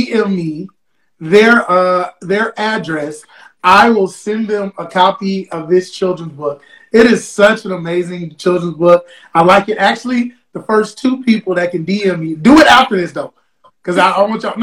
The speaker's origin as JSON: {"language": "English", "region": "Florida", "country": "United States", "tie": "born or raised there", "said": "I grew up around a whole bunch of Jamaicans because I'm from Florida"}